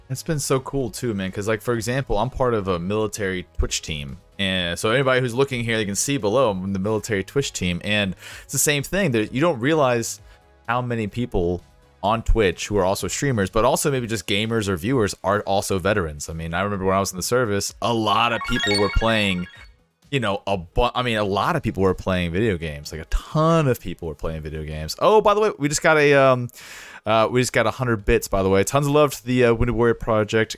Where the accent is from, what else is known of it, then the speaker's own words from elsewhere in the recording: Jacksonville, Florida, United States; moved away; I grew up in Jacksonville, and then get into the service